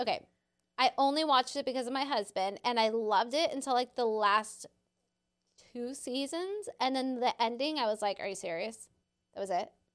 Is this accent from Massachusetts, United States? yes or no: no; San Diego, California, United States; I grew up in San Diego